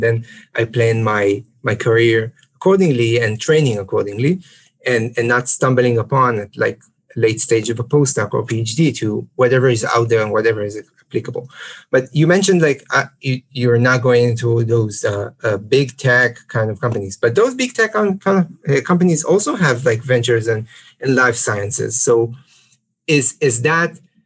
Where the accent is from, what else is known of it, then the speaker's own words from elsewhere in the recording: Israel; we're both from Israel